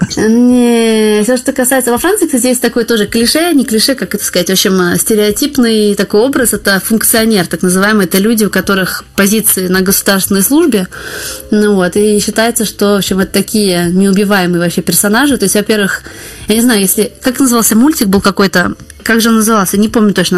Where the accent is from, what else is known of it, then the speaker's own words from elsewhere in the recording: Saint Petersburg, Russia; moved away as an adult; now in Paris, France; я вообще родилась и выросла в Питере.